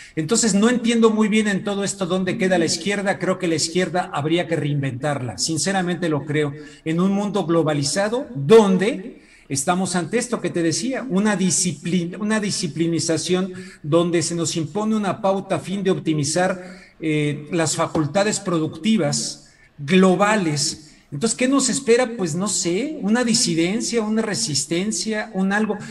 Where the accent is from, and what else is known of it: Mexico